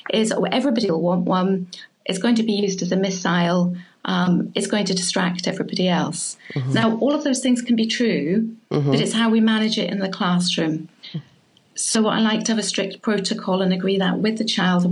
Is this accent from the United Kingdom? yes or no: yes; Scotland, United Kingdom; moved away; I was brought up in Scotland